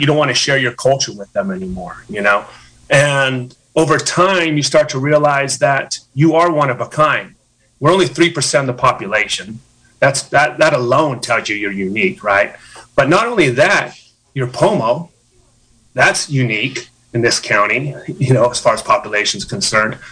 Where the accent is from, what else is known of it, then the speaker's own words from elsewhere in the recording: Ukiah, California, United States; going through sports here in Ukiah High School